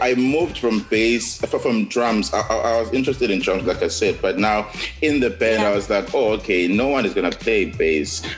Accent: South Coast, KwaZulu-Natal, South Africa; also born or lived in KwaMashu, Durban; I was born in the South Coast uh, in a small town called Edududu, um, which is really? by Sportsburg

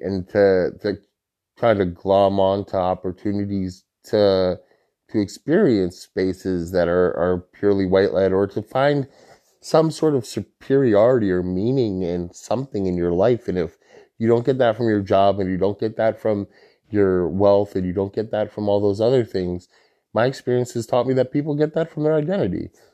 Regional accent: Holyoke, Massachusetts, United States; I'm from Holyoke

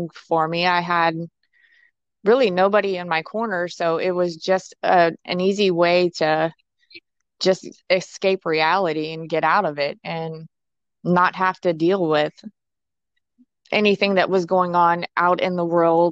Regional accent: Ohio, United States; I am originally from Ohio

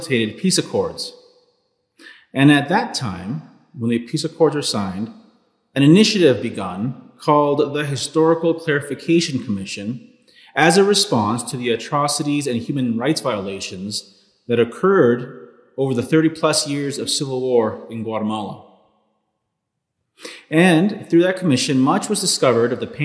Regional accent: Los Angeles, California, United States; I was born in 1985 in Los Angeles, California

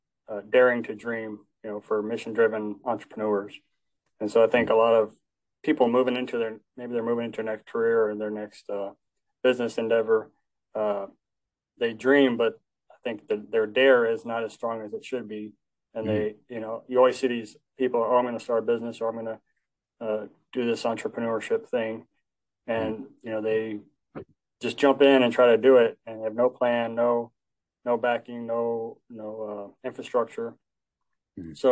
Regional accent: Alaska, United States; I come from Alaska, so lots of mountains up there

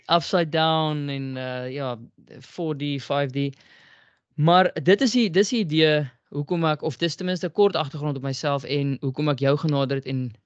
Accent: South Africa

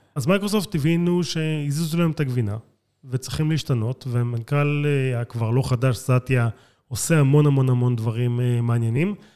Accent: Israel; אני לא אמריקאי, אני ישראלי

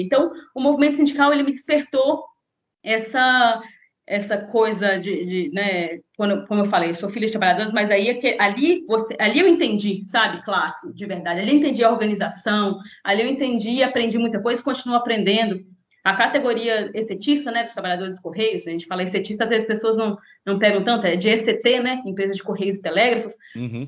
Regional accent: Conselheiro Pena, Minas Gerais, Brazil; now in Espírito Santo, Brazil; eu sou de uma cidade, uma cidade do interior de Minas, são 20 mil habitantes, chama Conselheiro Pena, é lá perto de Governador Valadares.

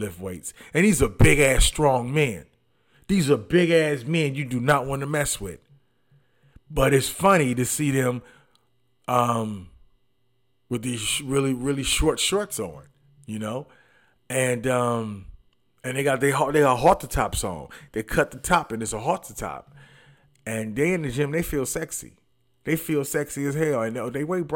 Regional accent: Detroit, Michigan, United States; moved away; I'm from Detroit too

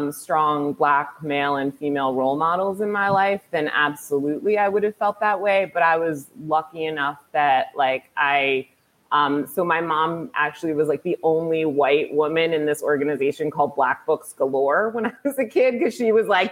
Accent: Greenwich, Connecticut, United States; I grew up in Greenwich, Connecticut

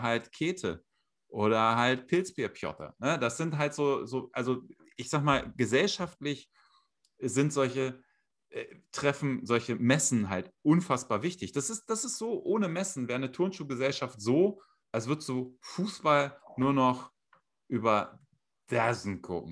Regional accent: Hanover, Lower Saxony, Germany; ich komme ja aus Hannover

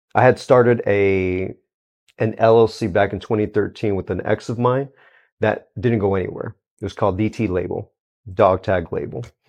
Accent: Houston, Texas, United States; Born and raised in Houston, Texas

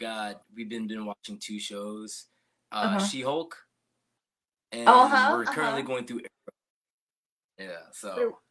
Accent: Newport, Rhode Island, United States; now in Chicago, United States; I'm originally from Rhode Island, Newport, Rhode Island.

